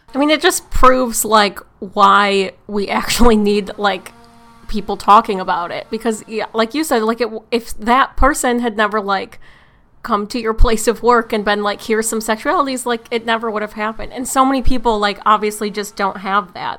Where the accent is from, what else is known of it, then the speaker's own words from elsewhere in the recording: Michigan, United States; moved away as an adult; I'm from Michigan. and just moved here a couple months ago